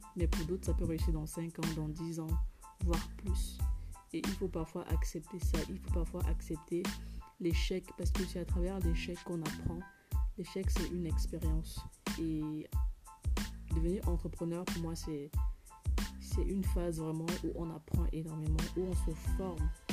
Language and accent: French; Cameroon; en tant que Camerounaise